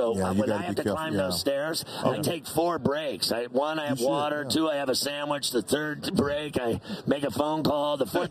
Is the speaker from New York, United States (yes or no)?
yes; New York, United States; Man, I'm a Steeler fan, but I love you because I'm from New York.